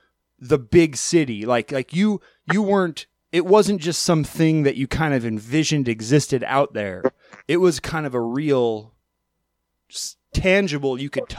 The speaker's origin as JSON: {"language": "English", "region": "Alaska", "country": "United States", "tie": "born or raised there", "said": "in the 2000s, growing up in Alaska, we were like on average 3 to 5 years behind the rest of the country."}